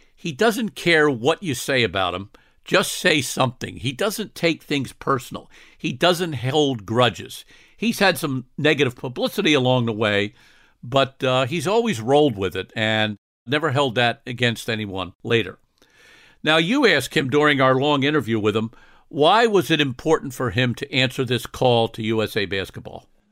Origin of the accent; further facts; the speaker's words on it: Scotland, United Kingdom; I'm Scottish